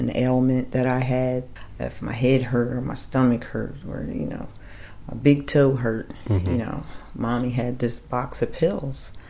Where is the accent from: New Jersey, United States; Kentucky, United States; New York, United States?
New Jersey, United States; Woodbury; I was raised in South Jersey, Washington Township / Woodbury area most of my life